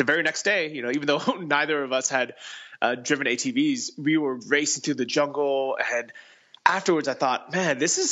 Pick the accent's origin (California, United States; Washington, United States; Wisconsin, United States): California, United States; San Francisco; moved away as an adult; also born or lived in Thailand; I grew up in San Francisco.